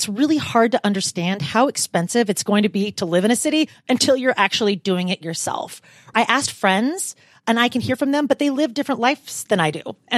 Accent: Portland, Oregon, United States; also born or lived in California; So I moved from Portland, Oregon, but I also lived in California for the majority of my adult life.

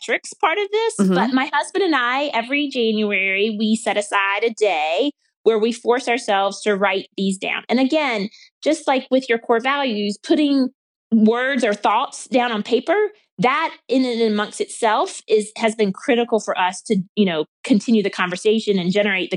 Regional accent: the South, United States; I grew up in the South. I grew up in a rural town.

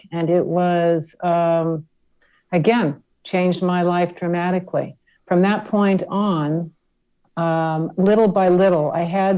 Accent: Dana Point, California, United States; also born or lived in Buena Park, California / Laguna Beach, California; I grew up in Dana Point. Started out in Buena Park, and we moved to Laguna Beach for about a year

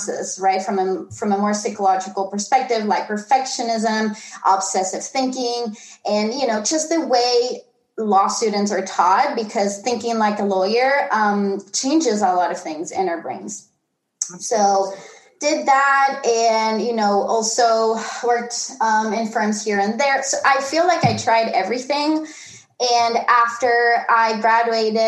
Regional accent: Tenerife, Canary Islands, Spain; I was born and raised in the Canary Islands in Tenerife

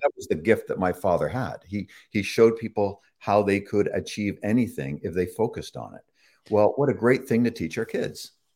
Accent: Toronto, Ontario, Canada; also born or lived in England / Chicago; I was born and raised in Toronto, Toronto, uh, Canada, uh, on, Ontario, just north of, uh, Lake Ontario there

